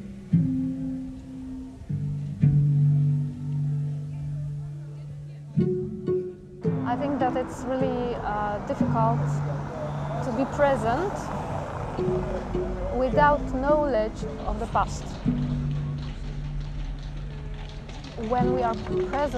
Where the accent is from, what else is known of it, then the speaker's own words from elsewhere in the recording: Gdynia, Pomeranian Voivodeship, Poland; English is a second language; now in Warsaw, Poland; I live in Warsaw, but originally I'm from Gdynia, and this north part of Poland, the seaside